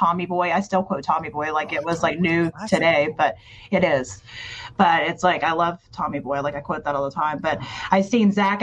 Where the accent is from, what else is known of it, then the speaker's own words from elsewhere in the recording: Tennessee, United States; moved away; I grew up in Tennessee